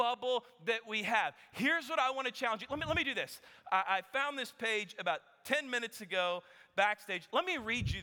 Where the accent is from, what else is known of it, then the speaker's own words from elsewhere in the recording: Kansas, United States; now in Texas, United States; I grew up playing basketball in Kansas